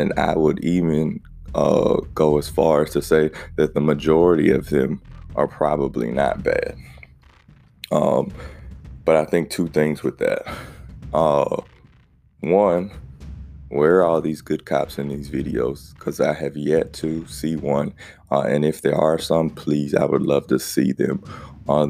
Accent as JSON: {"language": "English", "region": "South Carolina", "country": "United States", "tie": "born or raised there", "said": "growing up in South Carolina, the Confederate flag is a huge thing"}